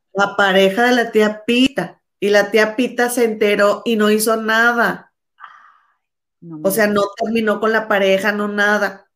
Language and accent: Spanish; Monterrey, Nuevo León, Mexico; moved away; tú y yo somos mexicanas, pero no vivimos ahí.